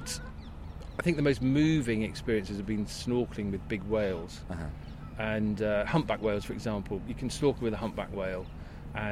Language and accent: English; Luton, East of England, United Kingdom; now in Bristol, United Kingdom; I was brought up in Luton, which gave me the travel bug